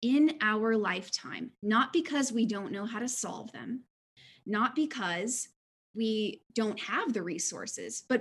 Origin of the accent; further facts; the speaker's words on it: Houston, Texas, United States; I was born in 1987 in Houston, Texas, to two amazing parents and into a church community